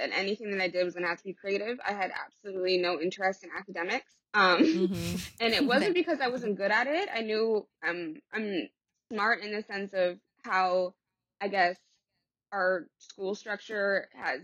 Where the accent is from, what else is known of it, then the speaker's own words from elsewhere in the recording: Los Angeles, California, United States; moved away as an adult; also born or lived in England; I grew up in the Valley. I grew up in San Fernando Valley